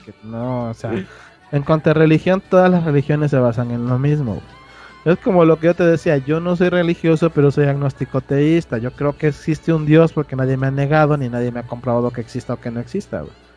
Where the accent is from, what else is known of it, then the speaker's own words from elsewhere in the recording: Oaxaca, Mexico; moved away; allá en Oaxaca somos muy devotos de la Virgen de Juquila